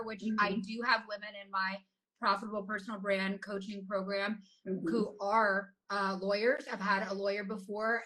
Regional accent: the South, United States; we come from the South where like, the goal is to raise your own kids

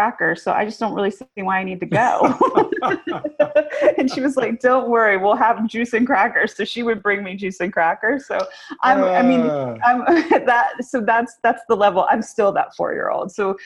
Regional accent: Memphis, Tennessee, United States; also born or lived in North Carolina; now in New York, United States; I grew up in Memphis.

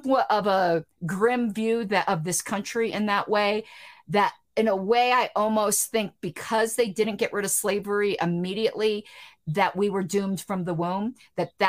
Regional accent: the South, United States; I'm from the South

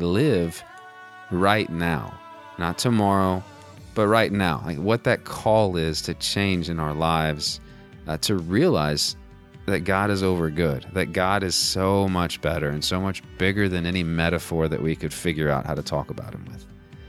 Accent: Texas, United States; born there; moved away as an adult; now in Virginia, United States; I mean, I was born in Texas, and so.

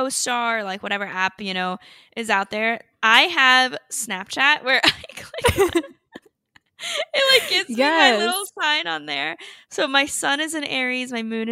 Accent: North Carolina, United States; now in Miami, United States; I currently live in Miami, but I'm from North Carolina

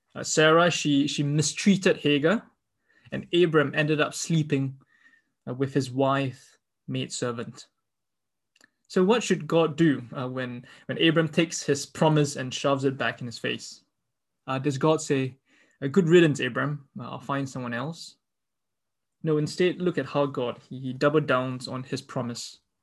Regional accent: Singapore; I grew up in Singapore

